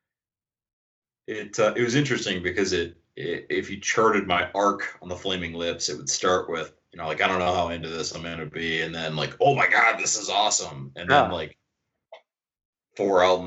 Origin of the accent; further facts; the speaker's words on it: Iowa, United States; I grew up in Iowa